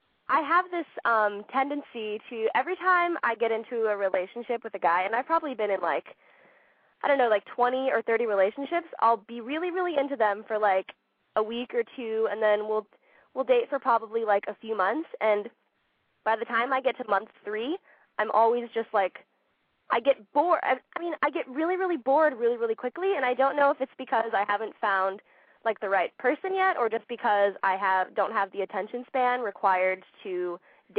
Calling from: Portland, Oregon, United States; I'm calling from Portland, Oregon

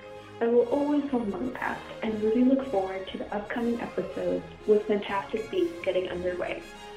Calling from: British Columbia, Canada; I'm calling from British Columbia, Canada.

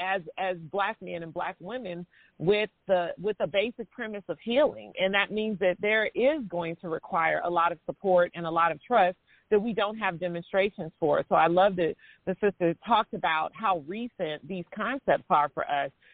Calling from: Kansas City, United States; I am calling from Kansas City

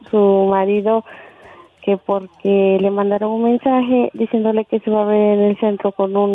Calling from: Ciudad Guzmán, Jalisco, Mexico; En Ciudad Guzmán, Jalisco.

